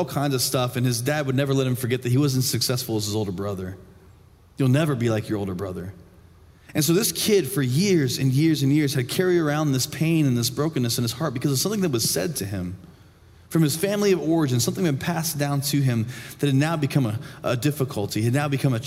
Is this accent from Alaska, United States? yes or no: no; Indiana, United States; moved away; going home to my hometown in Indiana for the first time in like 6 years